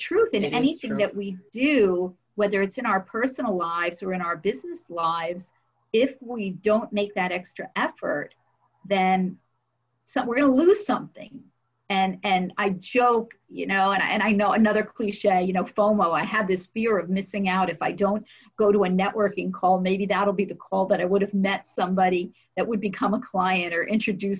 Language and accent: English; New Jersey, United States; I'm from New Jersey